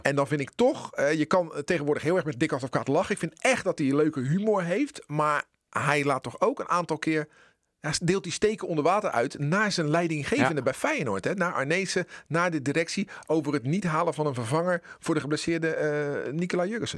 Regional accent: Netherlands; als Nederlanders

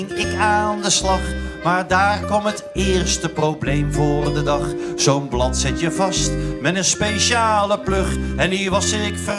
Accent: North Brabant, Netherlands; Ehm, nou, kom ik dus uit Brabant. Het is misschien niet helemaal meer te horen, maar ik kan het nog wel.

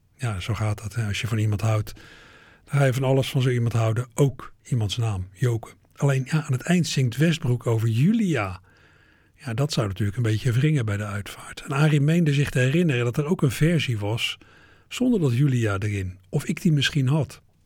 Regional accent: Netherlands

